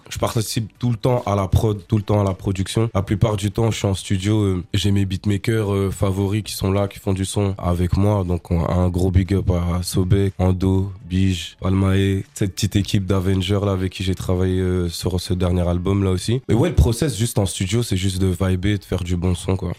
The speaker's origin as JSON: {"language": "French", "town": "Strasbourg", "region": "Grand Est", "country": "France", "tie": "born or raised there", "said": "J'ai grandi à Strasbourg, j'ai commencé à Strasbourg"}